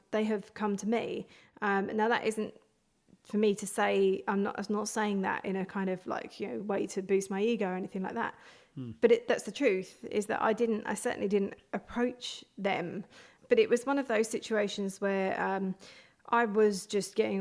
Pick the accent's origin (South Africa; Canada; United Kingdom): United Kingdom; London; moved away as an adult; now in Hertfordshire, United Kingdom; I grew up in North London, but I moved out a little bit further.